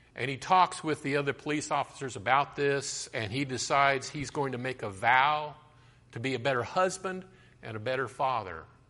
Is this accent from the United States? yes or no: yes; Colorado, United States; I grew up in Colorado and I used to hike through the mountains